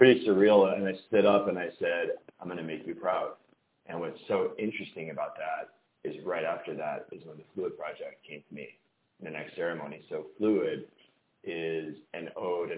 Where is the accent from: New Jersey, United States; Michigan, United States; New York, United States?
Michigan, United States; Detroit; I grew up in Detroit. I moved to the suburbs with my family.